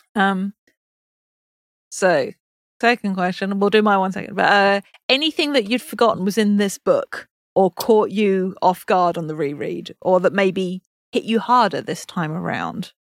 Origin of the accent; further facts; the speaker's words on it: England, United Kingdom; I'm English